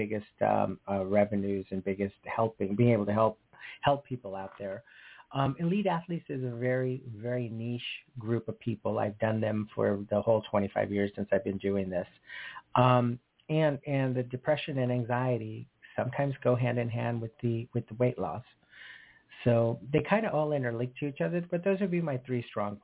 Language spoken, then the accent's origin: English; Sedona, Arizona, United States; moved away as an adult; now in Los Angeles, United States; So originally I was born and raised in Sedona, Arizona. I came to Los Angeles in 1986 to work for Delta Airlines as a flight attendant. And I've been here ever since.